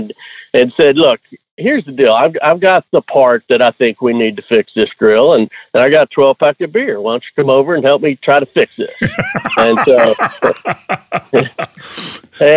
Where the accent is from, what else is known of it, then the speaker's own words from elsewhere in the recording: Houston, Texas, United States; I was born in Houston. Grew up mostly on the north side of town, Champions 1960 area